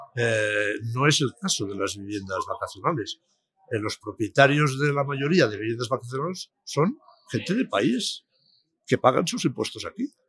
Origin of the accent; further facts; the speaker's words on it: Palma, Balearic Islands, Spain; en mi tierra, pues, en Palma de Mallorca